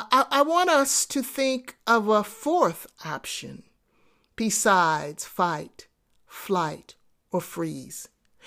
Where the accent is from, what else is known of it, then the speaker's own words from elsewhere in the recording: New York City, New York, United States; I grew up in New York City in the projects, and there were many occasions where I got into fights.